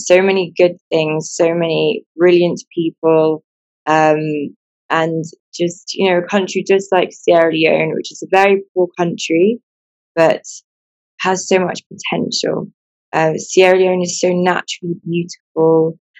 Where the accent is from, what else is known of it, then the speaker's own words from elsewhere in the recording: England, United Kingdom; I wasn't born here. I was born in England. I've lived in England pretty much all my life.